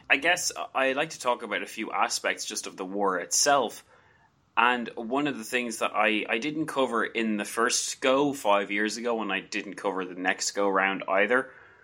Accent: Ireland; I'm Irish

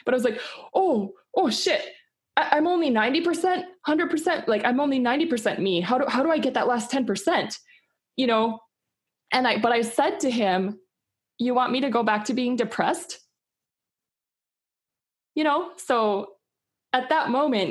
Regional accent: Minnesota, United States; I grew up in the Midwest in Minnesota

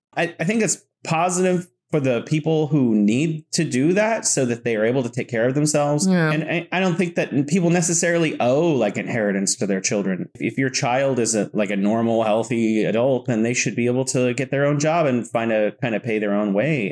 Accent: California, United States; now in Wuhan, China; I'm originally from California

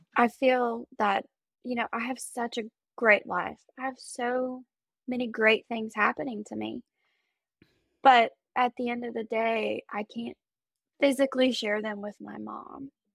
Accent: Travelers Rest, South Carolina, United States; I'm from Traveler's Rest, South Carolina.

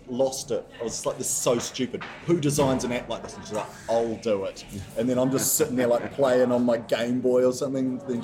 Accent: New Zealand; now in Manchester, United Kingdom

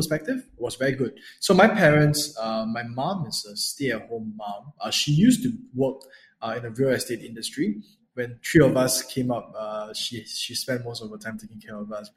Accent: Singapore; So I'm from Singapore. So I was born and raised here

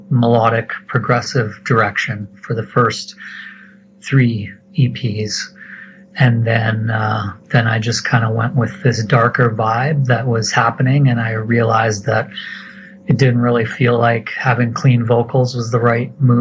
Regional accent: Alberta, Canada; Alberta, it's been better. I've been here most of my life

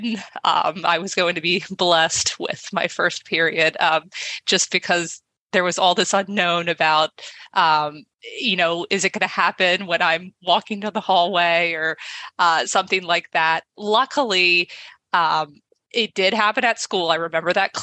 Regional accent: Baltimore, Maryland, United States; I grew up in Baltimore, Maryland

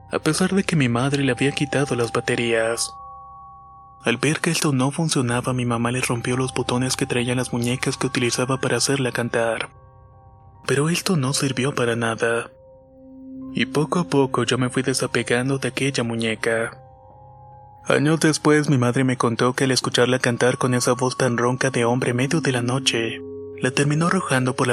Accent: Chile; Soy de Chile, tengo 26 años y vivo actualmente en la región de Coquimbo.

